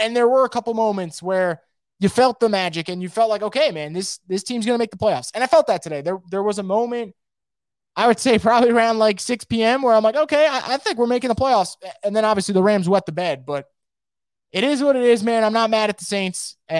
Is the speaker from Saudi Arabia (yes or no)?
no; Germany; English is a second language; just because I'm from Germany